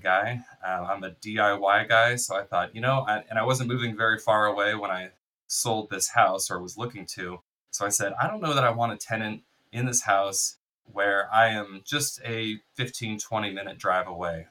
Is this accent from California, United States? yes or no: yes; Bay Area, California, United States; I went to school here. I'm from the Bay Area in California here